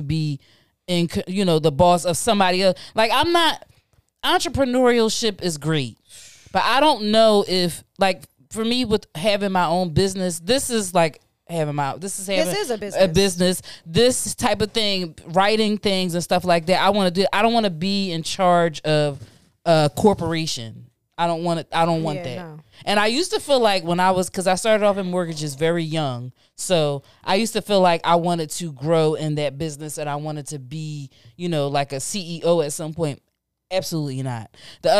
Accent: Philadelphia, Pennsylvania, United States; I grew up in North Philly.

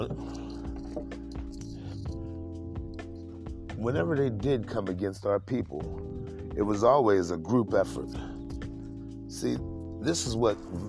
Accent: Midwest, United States; now in Washington, PA, United States; I'm originally from the Midwest.

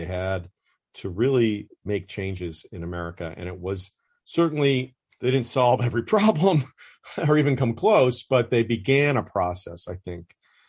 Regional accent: the North, United States; now in Atlanta, United States; and I grew up in the North.

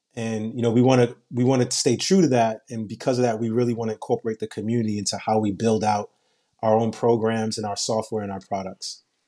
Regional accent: New York City, New York, United States; I grew up in Brooklyn and in Queens where dollar vans are popular

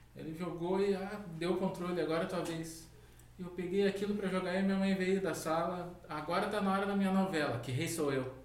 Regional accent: Canoas, Rio Grande do Sul, Brazil; also born or lived in Porto Alegre / Guaíba; foi em Canoas. Eu nasci em Porto Alegre, mas acho que morei alguns

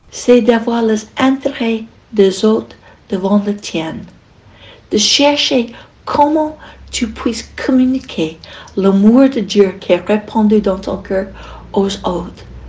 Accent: United States; French is a second language; moved away as an adult; now in France; Je suis américaine et ça fait 40 ans que je

